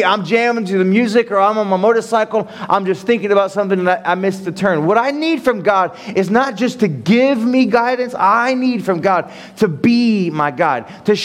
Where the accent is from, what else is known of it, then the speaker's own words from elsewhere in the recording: Ohio, United States; moved away; I'm from Ohio, and there's cornfields and flat lands in Ohio